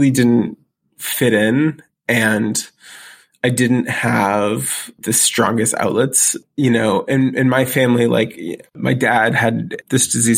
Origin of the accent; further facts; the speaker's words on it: Waterville, Maine, United States; also born or lived in Columbus, Ohio; My dad went to Maine and got a job as an optometrist in this little town called Waterville, Maine. And we moved into a few different apartments when I got there.